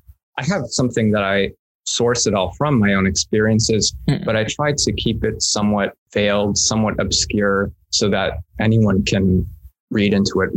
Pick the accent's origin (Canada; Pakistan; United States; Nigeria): United States; Alameda, California; born there; also born or lived in Chicago; I was born in California, in San Francisco, or more specifically, an island called Alameda. It's in the Bay Area there.